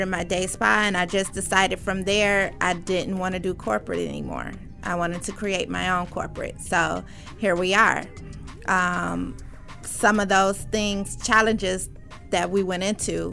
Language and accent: English; New York City, New York, United States; now in Detroit, United States; I'm a Brooklyn girl. Bed-Stuy